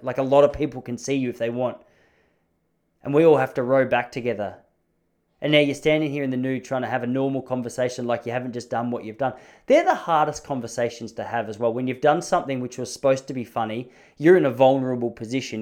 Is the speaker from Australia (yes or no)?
yes; Australia; also born or lived in Dandenong; I'm born and raised in Australia